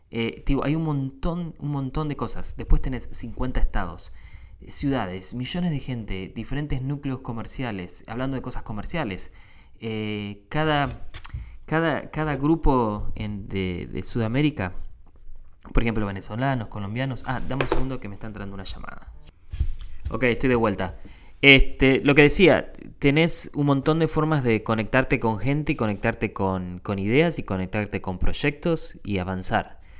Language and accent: Spanish; Argentina; now in United States; vengo de Argentina, que tiene 40 millones de habitantes, y llegas a un país donde hay 10 eh, veces más, casi, 300 y pico de millones